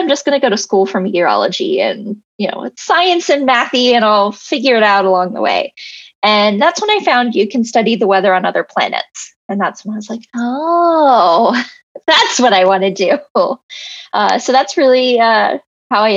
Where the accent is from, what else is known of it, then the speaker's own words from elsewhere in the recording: Texas, United States; now in Los Angeles, United States; I grew up in Texas